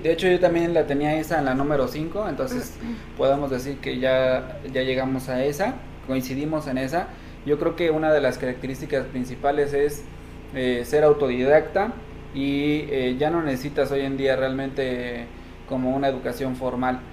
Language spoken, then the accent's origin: Spanish; Mexico; somos tres mexicanos